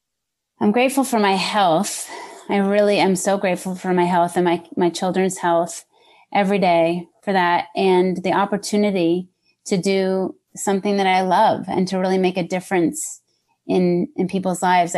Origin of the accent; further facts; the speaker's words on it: New Hampshire, United States; also born or lived in Massachusetts; now in Los Angeles, United States; born and raised in New Hampshire and then Massachusetts for like 18 years and then landed out here.